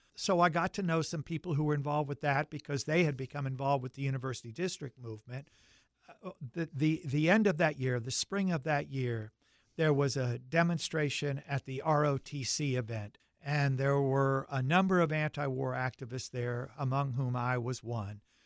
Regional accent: Charlotte, North Carolina, United States; accent: deep Southern; moved away as an adult; also born or lived in Syracuse, New York / Seattle, Washington; I grew up in Charlotte, North Carolina

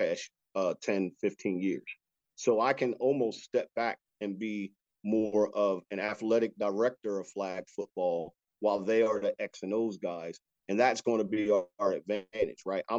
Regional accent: Wilmington, Delaware, United States; moved away as an adult; also born or lived in West Virginia; now in Frederick, United States; I grew up in Wilmington, Delaware, and obviously we don't have any professional teams there.

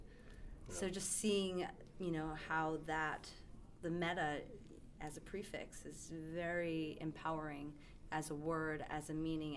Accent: New York, United States; moved away; I come from New York

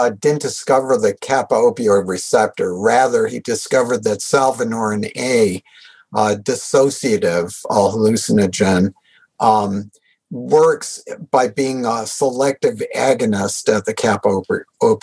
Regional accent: New England, United States; also born or lived in Washington State; now in Washington, United States; I grew up in New England

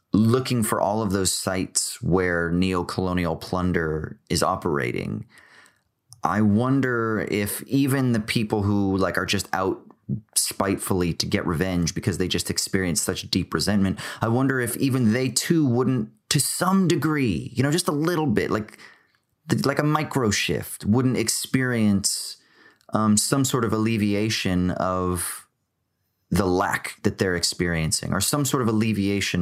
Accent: Orange County, California, United States; the people that I grew up with in Orange County

